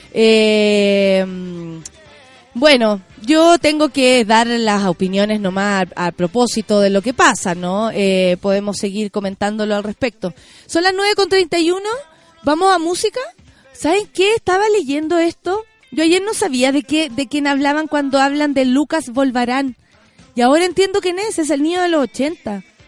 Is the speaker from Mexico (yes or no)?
no; Santiago, Santiago Metropolitan Region, Chile; somos afortunados los de Santiago